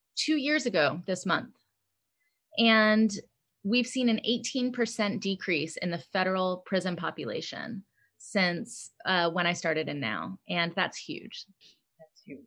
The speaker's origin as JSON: {"language": "English", "country": "United States", "tie": "born or raised there", "said": "Growing up in America"}